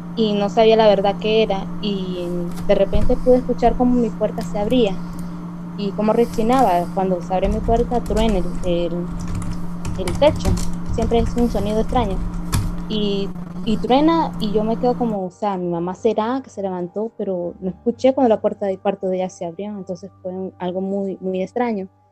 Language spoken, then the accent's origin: Spanish; Nicaragua; Yo soy de Nicaragua